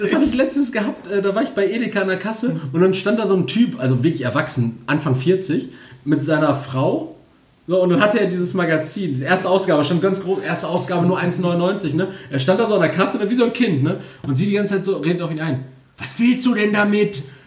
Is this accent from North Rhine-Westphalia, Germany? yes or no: yes; Castrop-Rauxel, North Rhine-Westphalia, Germany; bei uns in Castro